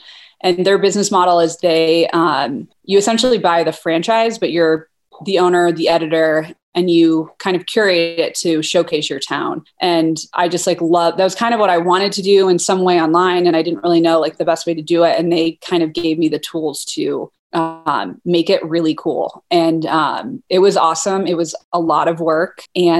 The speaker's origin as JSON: {"language": "English", "town": "Toledo", "region": "Ohio", "country": "United States", "tie": "born or raised there", "also_born_or_lived": "Boulder, Colorado / New York City", "moved": "as an adult", "lives_now": "Jackson, United States", "said": "So I grew up in Ohio. I'm from Toledo, Ohio. And I went to University of Colorado in Boulder for undergrad."}